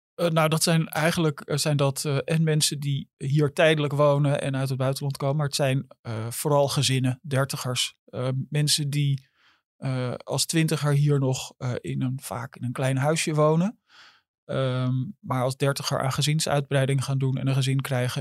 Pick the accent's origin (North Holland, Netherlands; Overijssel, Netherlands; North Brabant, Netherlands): North Holland, Netherlands; Amsterdam; al mijn hele leven in Amsterdam